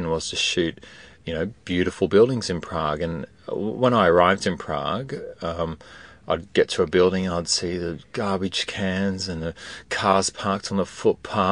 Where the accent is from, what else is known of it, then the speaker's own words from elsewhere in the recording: Australia; growing up in Australia